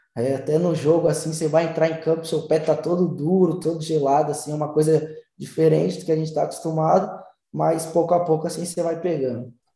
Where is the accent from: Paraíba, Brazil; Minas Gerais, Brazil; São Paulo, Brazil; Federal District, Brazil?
São Paulo, Brazil; moved away as an adult; also born or lived in Santos; now in Madrid, Spain; eu sou de São Paulo, né? Tipo, não sou de Santos, eu sou de São Paulo